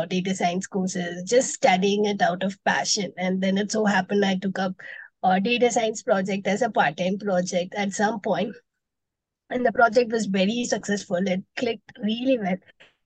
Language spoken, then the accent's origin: English; Chennai, Tamil Nadu, India; moved away as an adult; now in Bangalore, India; I was born and brought up in Chennai from Tamil Nadu, but I currently stay in Bangalore.